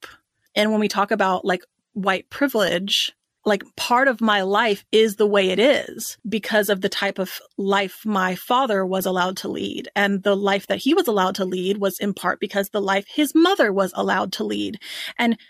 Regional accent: Dallas, Texas, United States; we grew up in Dallas, Texas.

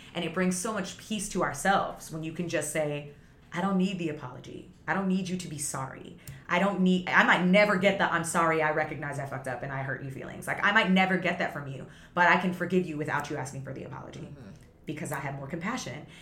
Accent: Toronto area, Ontario, Canada; also born or lived in Vaughan, Ontario / Guyana (family origin); I grew up in the city with so much diversity and then we moved to the suburbs

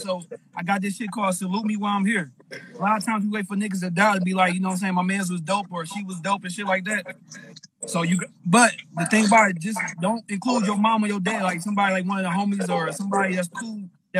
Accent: Detroit, Michigan, United States; Detroit, Michigan.

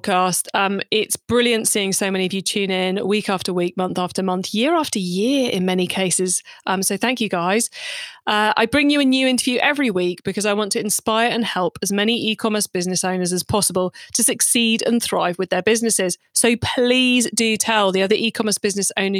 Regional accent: United Kingdom; I'm British

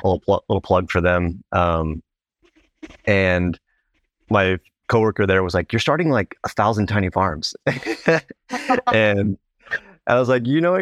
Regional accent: Placentia, California, United States; northern part of Orange County in, um, a small town called Placentia

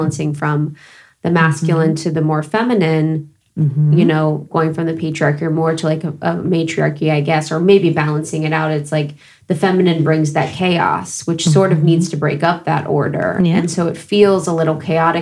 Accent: Cincinnati, Ohio, United States; I'm actually from Cincinnati

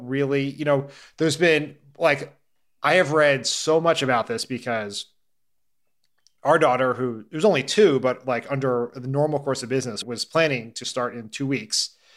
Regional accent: near Claymont, Delaware, United States; Claremont, Delaware, which, you know, near where I grew up

